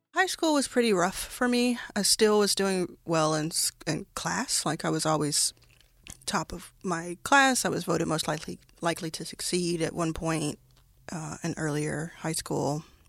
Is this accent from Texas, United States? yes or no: yes; Dallas, Texas, United States; also born or lived in Jackson, Mississippi; I grew up, grew up in Dallas, Texas